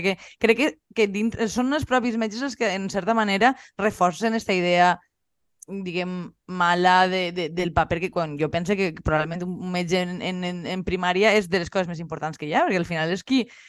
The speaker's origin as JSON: {"language": "Catalan", "area": "La Marina", "region": "Valencian Community", "country": "Spain", "said": "nosaltres que som de la Marina"}